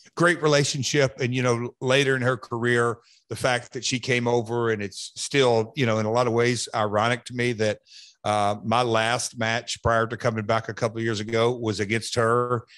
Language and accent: English; Hendersonville, Tennessee, United States; it's my hometown. I was born and raised here